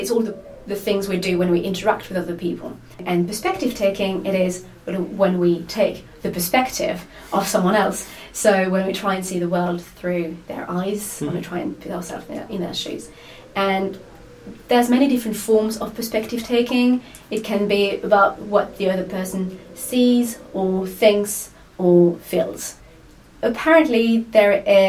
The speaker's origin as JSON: {"language": "English", "town": "Lyon", "region": "Auvergne-Rhône-Alpes", "country": "France", "moved": "as an adult", "lives_now": "Edinburgh, United Kingdom", "said": "I'm from France, from Lyon. I moved to Edinburgh 2 years ago to do my PhD"}